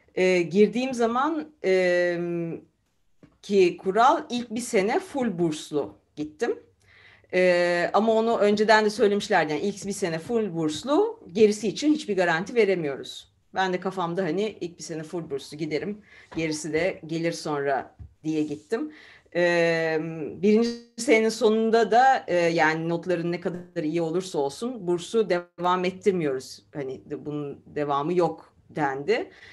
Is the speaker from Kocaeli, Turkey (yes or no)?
no; Istanbul, Turkey; moved away as an adult; also born or lived in Izmir / Germany; now in Leiden, Netherlands; E, İzmir doğumluyum. E, İstanbul'da e, yalnız çocukluğumdan beri İstanbul'da e, büyüdüm